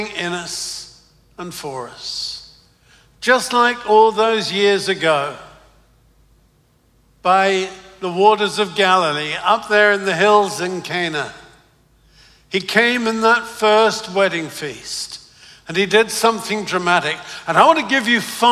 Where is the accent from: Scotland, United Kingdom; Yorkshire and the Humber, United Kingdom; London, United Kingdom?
London, United Kingdom; accent: Cockney; moved away as an adult; now in United States; I'm British, but I come from London, and I was brought up in the East End of London. So I was brought up in Cockney territory.